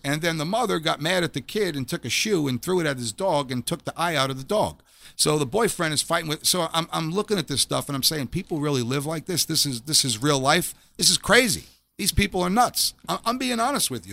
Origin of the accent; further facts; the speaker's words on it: New York City, New York, United States; I grew up in Staten Island, New York